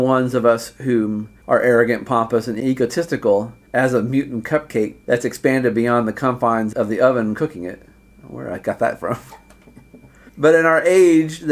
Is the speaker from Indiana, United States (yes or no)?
yes; Indiana, United States; moved away as an adult; also born or lived in China; we Hoosiers are not so special.